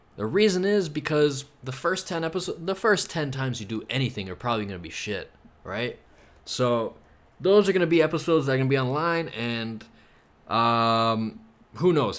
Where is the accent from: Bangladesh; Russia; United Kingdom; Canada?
Canada; Toronto, Ontario; I'm from Toronto